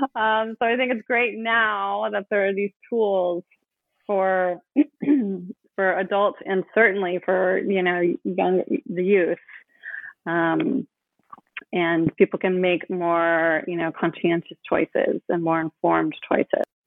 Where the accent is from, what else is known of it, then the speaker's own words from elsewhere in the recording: Oakland, California, United States; I grew up in Oakland